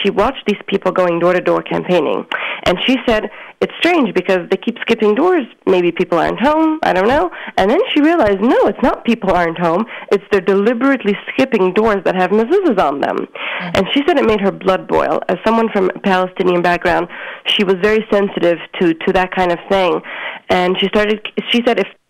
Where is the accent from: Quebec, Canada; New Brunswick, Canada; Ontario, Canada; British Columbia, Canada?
Quebec, Canada; Montreal; I grew up on the border between two boroughs on Hutchison Street, and my childhood was a typical Montreal Hasidic upbringing